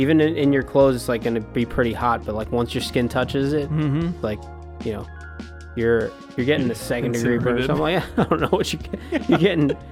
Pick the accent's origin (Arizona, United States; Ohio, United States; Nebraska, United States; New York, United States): New York, United States; Long Island; now in Texas, United States; I grew up in Long Island